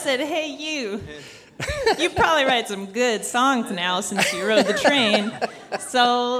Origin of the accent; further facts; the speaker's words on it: Georgia, United States; We are all three from Georgia.